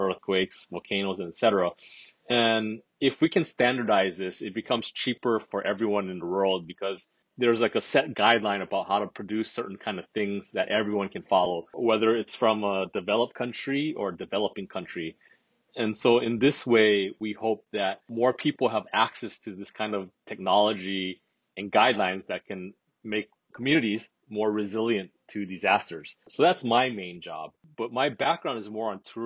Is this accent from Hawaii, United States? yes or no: yes; Hawaii, United States; moved away as an adult; now in Japan; I'm originally from Hawaii, so I'm American, but I've been living in Japan for some time now.